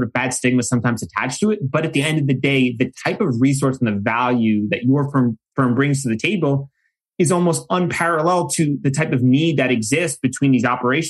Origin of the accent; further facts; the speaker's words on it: New York, United States; my home state